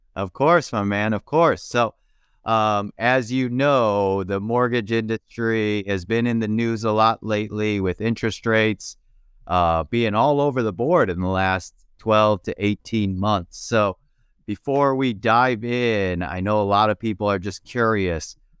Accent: Chicago, Illinois, United States; my hometown, Chicago

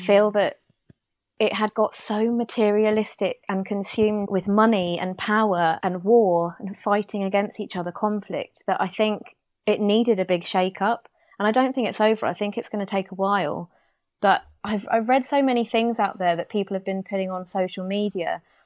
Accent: United Kingdom; as a British person

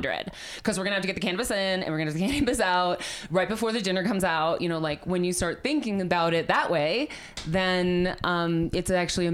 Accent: Milwaukee, Wisconsin, United States; now in Denver, United States; was born and raised in Milwaukee, Wisconsin, where everything smells like hops.

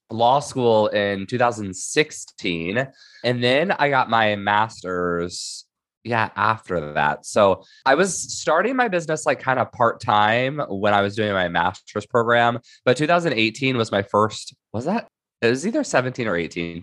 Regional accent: Indiana, United States; moved away as an adult; now in San Diego County, United States; I am originally from Indiana, and I moved out to Southern California for law school

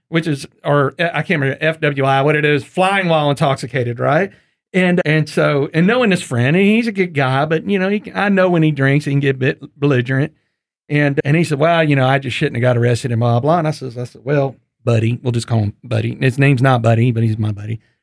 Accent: East Texas, United States; I grew up in the country, and I grew up hunting in East Texas

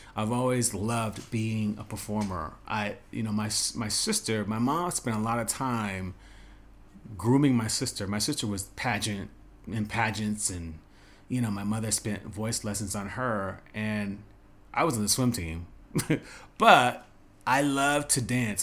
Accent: Las Vegas, Nevada, United States; moved away as an adult; also born or lived in New York / Los Angeles / China / Dubai; growing up in Vegas, high school

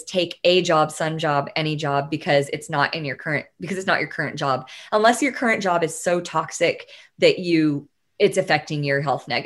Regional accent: Tyler, Texas, United States; I grew up in Tyler, Texas

